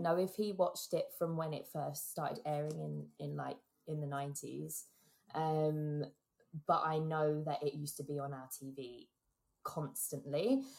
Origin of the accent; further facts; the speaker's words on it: England, United Kingdom; as an English kid